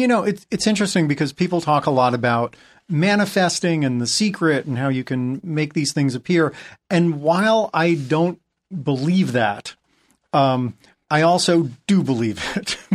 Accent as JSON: {"language": "English", "region": "New England", "country": "United States", "tie": "born or raised there", "moved": "yes", "said": "growing up in New England"}